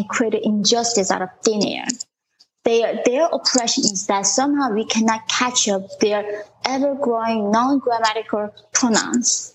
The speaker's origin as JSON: {"language": "English", "country": "North Korea", "tie": "born or raised there", "moved": "yes", "lives_now": "United States", "said": "that same ideology drove my home country into what it is that today is North Korea. And that's why I escaped from North Korea."}